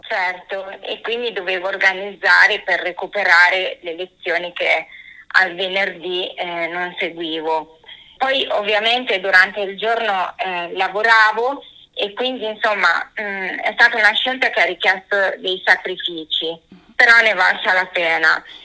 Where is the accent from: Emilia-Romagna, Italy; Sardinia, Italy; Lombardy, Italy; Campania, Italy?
Emilia-Romagna, Italy; Sogliano al Rubicone; also born or lived in Forlì; now in Rome, Italy; io praticamente vengo da un paesino di campagna del comune di Sogliano sul Rubicone e nel 2000 mi sono trasferita a Forlì